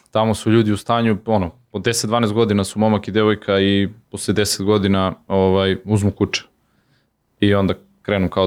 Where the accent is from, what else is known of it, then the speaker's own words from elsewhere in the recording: Zaječar, Zaječar District, Serbia; moved away; also born or lived in Belgrade / Istanbul; do pre dve nedelje živeli smo u Beogradu, sad živimo ovaj, u Zaječaru, ja sam inače rodom iz Zaječara i posle 20 godina ovaj, vratio sam se u rodni grad